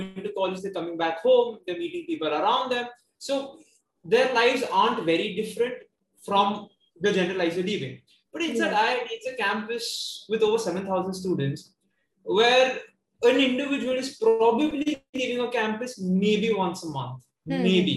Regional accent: Mumbai, Maharashtra, India; I was born and brought up in South Bombay.

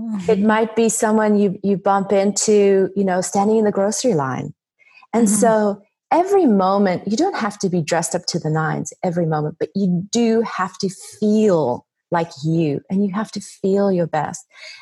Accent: South Africa; So being South African, my dad's side of the family are all Italian, and that has influenced my style tremendously.

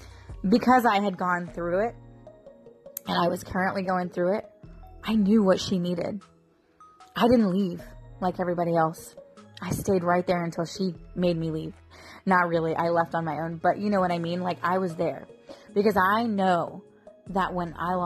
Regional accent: Florida, United States; accent: country; I get my country slang from growing up here in Florida.

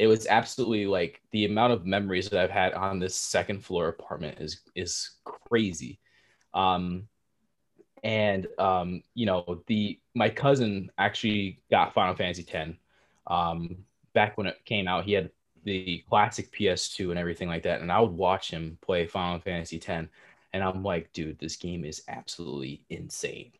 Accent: New Jersey, United States; born and raised in Jersey

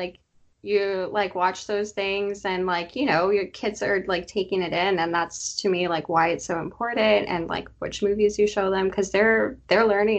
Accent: Southern California, United States; also born or lived in Texas / Tennessee; I am a Southern California local. I was raised here, but not born here. I was born in Texas and lived in Tennessee for a little bit before finally settling to California. My whole family's here.

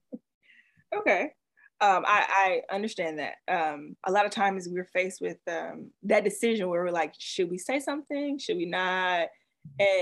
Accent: the South, United States; I grew up in the South

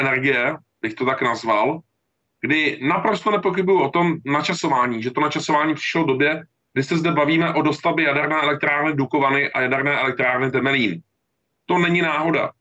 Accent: Czechia; já jsem Čech, já jsem, já jsem občan České republiky

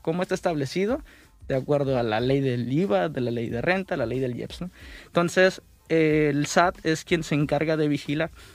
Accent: Mexico; como buenos mexicanos siempre decimos

